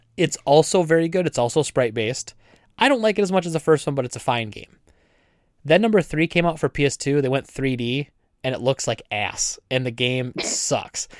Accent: United States; I'm an American.

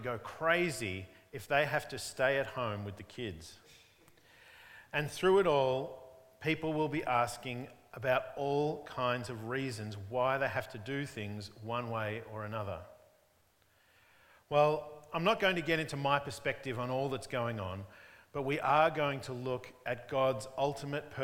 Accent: Melbourne, Victoria, Australia; When I was growing up in Diamond Creek in the northeastern suburbs of Melbourne

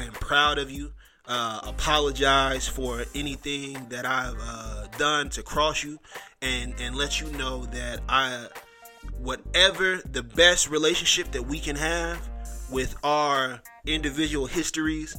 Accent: Mississippi, United States; also born or lived in Richmond Hill, Georgia / Savannah, Georgia; I'm from Mississippi, or I claim Mississippi. We moved around the southeast. I've lived in Richmond Hill, Georgia, Savannah, Georgia, but a lot of my formative years were in Mississippi

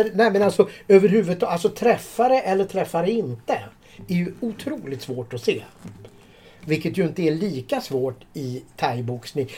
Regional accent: Sweden; vi här hemma i Sverige

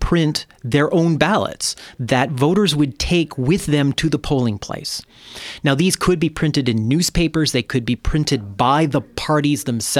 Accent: Michigan, United States; I grew up in Michigan

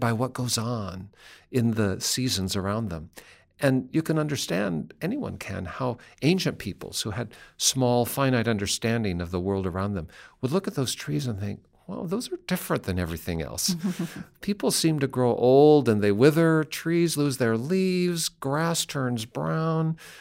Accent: Seattle, Washington, United States; Western Washington, where I grew up, are forested hillsides and mountains that are always green

